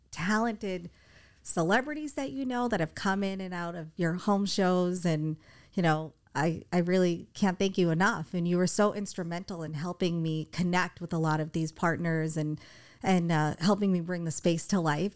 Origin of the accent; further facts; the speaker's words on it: Boston, Massachusetts, United States; moved away; I'm from Boston